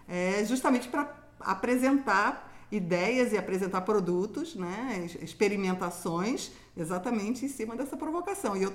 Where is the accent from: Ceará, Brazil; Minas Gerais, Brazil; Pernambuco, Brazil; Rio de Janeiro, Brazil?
Rio de Janeiro, Brazil; moved away; É, eu me lembro que quando eu cheguei aqui, né, vim do Rio de Janeiro, eu, não, eu, eu, não conseguia distinguir os sotaques.